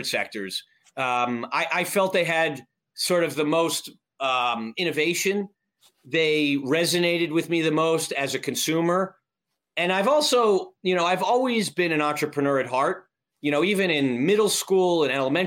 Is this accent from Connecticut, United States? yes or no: yes; Avon, Connecticut, United States; I grew up in a very small town northwest of Hartford, Connecticut, called Avon